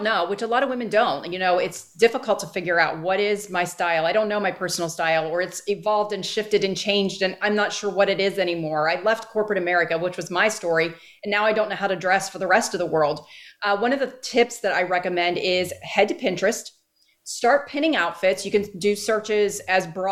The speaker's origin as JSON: {"language": "English", "region": "Northeast", "country": "United States", "tie": "born or raised there", "moved": "yes", "said": "I grew up in the Northeast"}